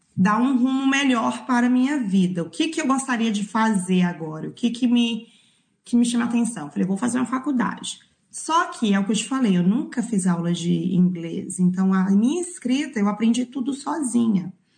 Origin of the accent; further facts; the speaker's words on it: Belo Horizonte, Minas Gerais, Brazil; moved away as an adult; also born or lived in Nanuque, Minas Gerais; now in New Zealand; Eu sou de, nasci no interior de Minas, e Nanuque, mas criei, fui criada em Belo Horizonte